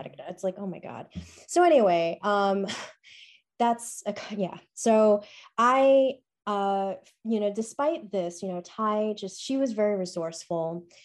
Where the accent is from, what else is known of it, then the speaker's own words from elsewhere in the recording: New York City, New York, United States; Born and bred in New York City, went to public